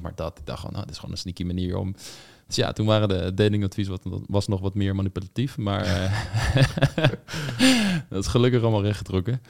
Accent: Voorhout, South Holland, Netherlands; moved away; waar ik vandaan kom, voorhoud. Dorpje in de buurt van Leiden, in de Bollenstreek

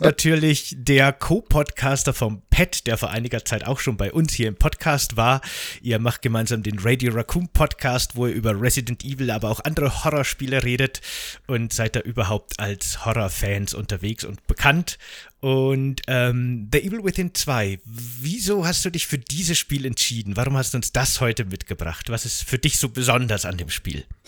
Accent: Bavaria, Germany; ich komme ja aus Bayern

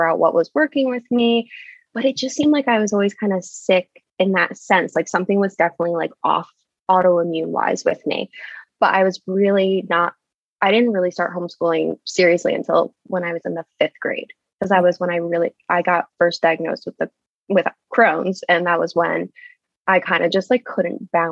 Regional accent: Connecticut, United States; moved away as an adult; also born or lived in Boston area; now in New Hampshire, United States; I'm originally from Connecticut.

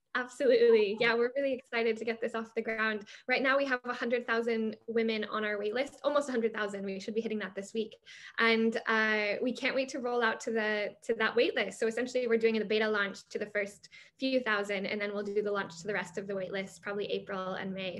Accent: United States; I'm American

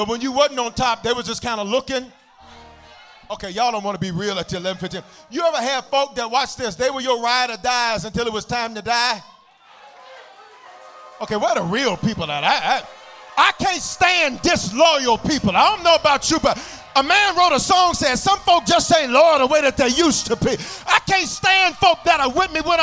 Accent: Memphis, Tennessee, United States; I'm from Memphis

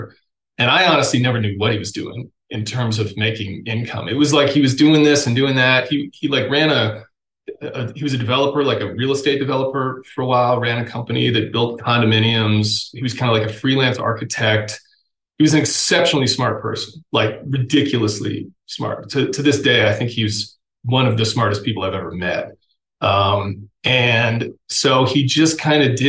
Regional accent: Massachusetts, United States; moved away as an adult; also born or lived in England; now in Montana, United States; I am from Massachusetts. I was born in Massachusetts at Mass General, Cambridge, Mass

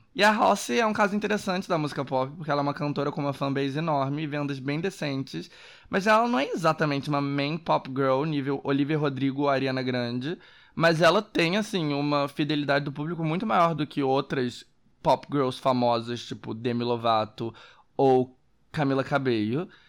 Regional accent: Brazil; eu como brasileiro

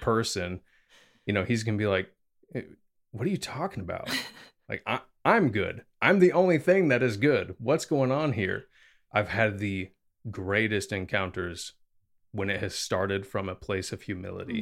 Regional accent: the Bible Belt, United States; growing up in America, especially in what's called the Bible Belt

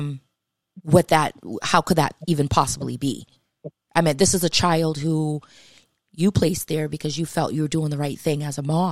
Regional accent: Massachusetts, United States; I'm from Massachusetts

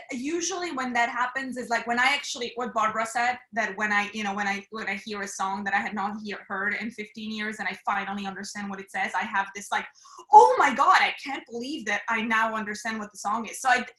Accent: Switzerland; English is a second language; moved away; So I'm from Switzerland.

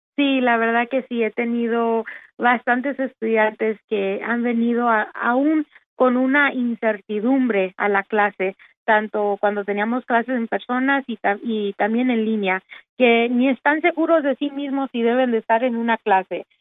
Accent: Dallas, Texas, United States; also born or lived in Austin, Texas; soy nacida de aquí en Dallas, Texas

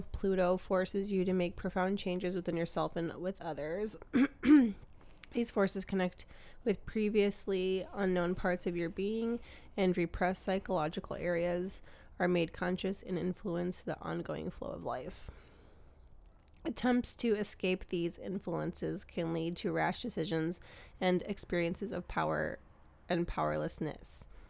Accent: United States; my most Eastern line that goes through my hometown and Chicago and Milwaukee, like I live pretty much on Lake Michigan, or I'm from like on Lake Michigan.

